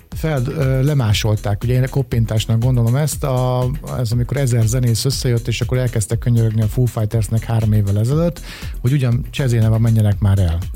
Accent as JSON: {"language": "Hungarian", "country": "Hungary", "said": "mert magyarok vagyunk"}